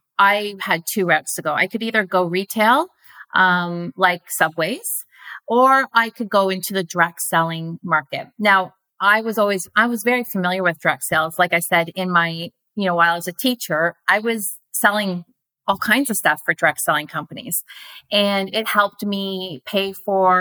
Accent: Canada; my hometown

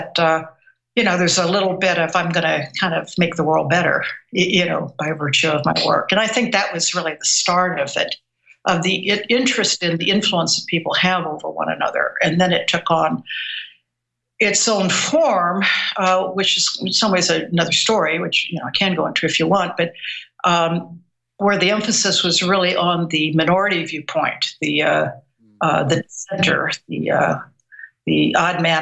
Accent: Missouri, United States; I was born and raised in Missouri

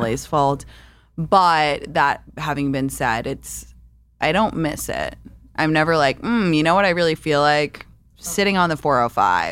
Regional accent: London, United Kingdom; moved away; I grew up in London

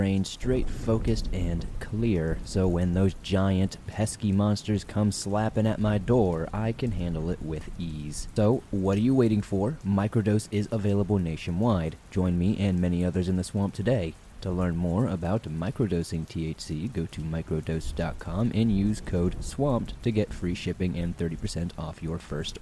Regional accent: the South, United States; Growing up in the South

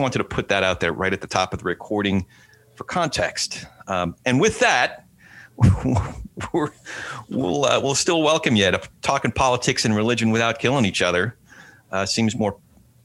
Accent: New Jersey, United States; my hometown in New Jersey

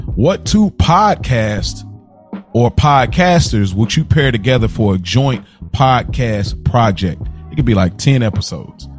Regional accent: Midwest, United States

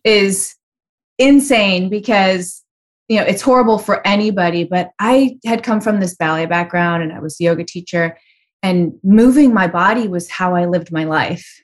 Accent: Chicago, Illinois, United States; It was very unusual growing up in Chicago in the eighties

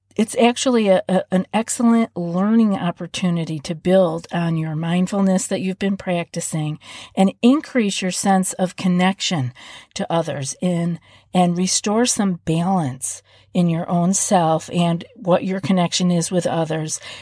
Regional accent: East Coast, United States; moved away; I'm from the East Coast

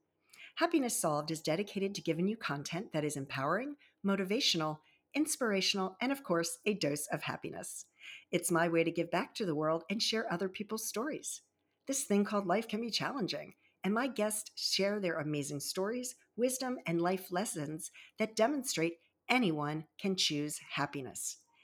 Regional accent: Baltimore-Annapolis area, Maryland, United States; also born or lived in Virginia Beach, Virginia; I was born in Virginia Beach and raised in the Baltimore-Annapolis area and had very humble and tragic beginnings.

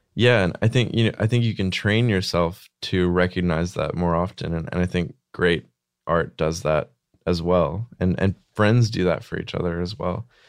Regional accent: Arkansas, United States; small town Arkansas

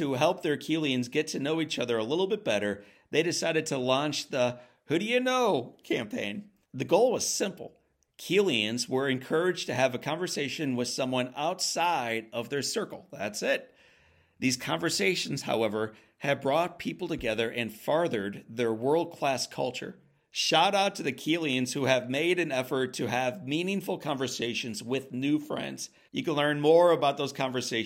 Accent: United States; my home country of the United States

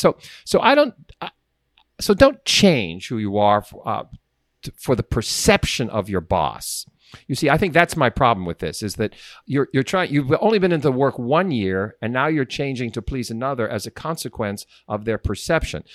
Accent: Sharon, Pennsylvania, United States; also born or lived in Sharpsville, Pennsylvania; my hometown, Sharon, Pennsylvania

